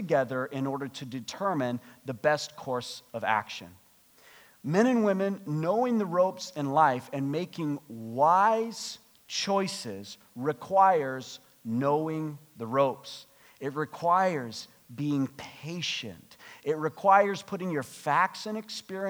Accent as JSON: {"language": "English", "country": "United States", "moved": "yes", "lives_now": "Canada", "said": "I'm American"}